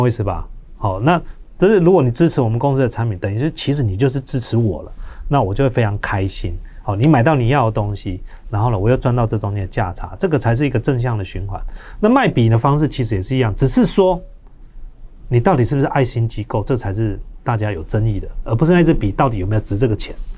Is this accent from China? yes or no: no; Taiwan; 我们台湾人捐钱